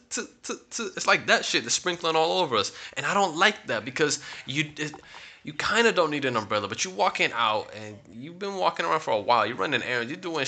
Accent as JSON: {"language": "English", "region": "Florida", "country": "United States", "moved": "yes", "lives_now": "Salamanca, Spain", "said": "I'm used to rain. I'm from Florida."}